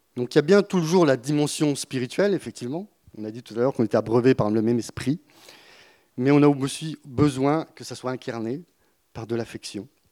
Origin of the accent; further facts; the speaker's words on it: Burgundy, Bourgogne-Franche-Comté, France; moved away; also born or lived in Marseille; je viens de la Bourgogne, dans... de la campagne